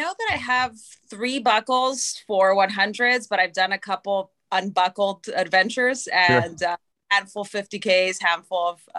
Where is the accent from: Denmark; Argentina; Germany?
Argentina; also born or lived in Canada; now in Atlanta, United States; I am Argentinian Canadian, citizen of both countries